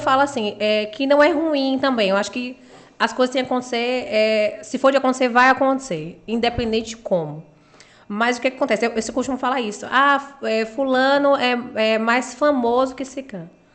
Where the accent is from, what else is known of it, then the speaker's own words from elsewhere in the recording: Uruçuca, Bahia, Brazil; also born or lived in Itabuna; now in Balneário Camboriú, Brazil; sou de Uruçuca e moro em Tabuna